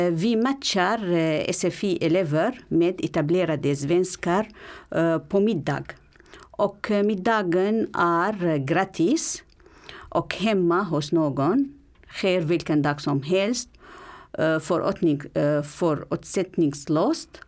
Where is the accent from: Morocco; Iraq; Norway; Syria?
Syria; Swedish is a second language; moved away as an adult; also born or lived in Aleppo; now in Stockholm, Sweden; Jag kom från Syrien för tre och ett halvt år sedan.